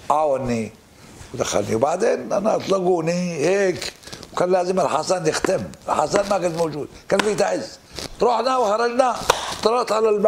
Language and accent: Arabic; Yemen; قلت انا من اليمن اهل الدين اهل العرف اهل الشرف اهل الشهامه